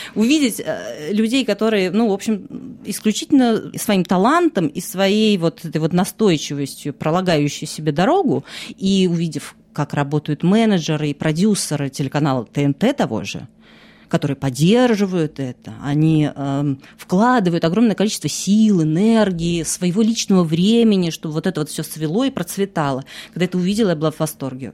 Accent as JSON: {"language": "Russian", "country": "Russia", "moved": "as an adult", "lives_now": "France", "said": "год назад я уехала из России, сейчас я живу во Франции"}